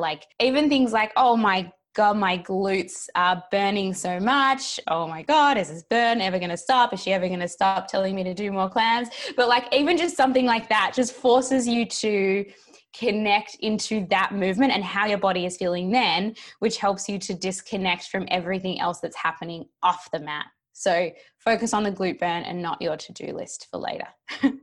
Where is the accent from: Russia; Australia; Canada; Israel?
Australia; moved away as an adult; also born or lived in New York; I am recording from Australia, which is where I live, down in Melbourne. But before sort of pre-pandemic, I was over in New York for three years, but the pandemic brought me back to where I'm from.